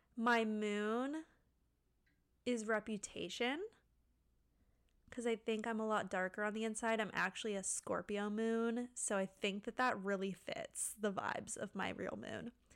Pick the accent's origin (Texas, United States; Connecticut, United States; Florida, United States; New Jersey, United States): Florida, United States; Pensacola; moved away as an adult; now in Orlando, United States; I grew up in Pensacola with Cressy